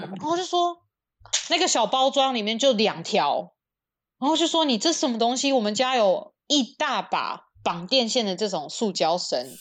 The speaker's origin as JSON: {"language": "Chinese", "country": "Taiwan", "tie": "born or raised there", "moved": "yes", "lives_now": "United States", "said": "我们在台湾长大，就是从小什么都吃"}